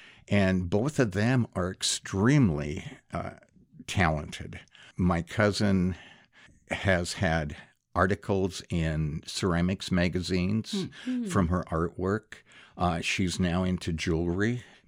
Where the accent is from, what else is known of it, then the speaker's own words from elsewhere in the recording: Great Falls, Montana, United States; I grew up in Montana, Great Falls.